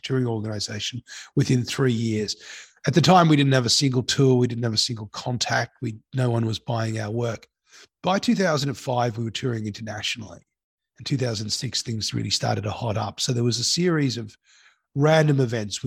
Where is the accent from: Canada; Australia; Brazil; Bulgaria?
Australia; Sydney, New South Wales; also born or lived in Cape Town, South Africa; I went to school in Sydney